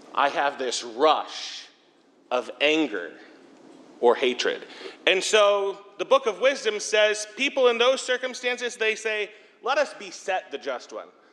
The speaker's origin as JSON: {"language": "English", "town": "Bowling Green", "region": "Ohio", "country": "United States", "tie": "born or raised there", "also_born_or_lived": "Sandusky", "said": "now I'm back in my hometown, Bowling Green"}